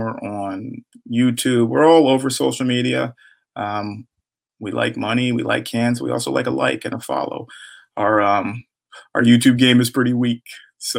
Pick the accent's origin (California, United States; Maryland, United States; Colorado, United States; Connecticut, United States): Maryland, United States; I'm a Maryland boy